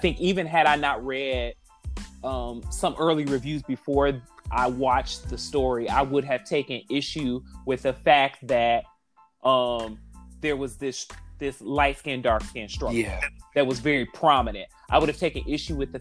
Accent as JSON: {"language": "English", "town": "Detroit", "region": "Michigan", "country": "United States", "moved": "yes", "said": "I'm from the Midwest. I'm from Detroit"}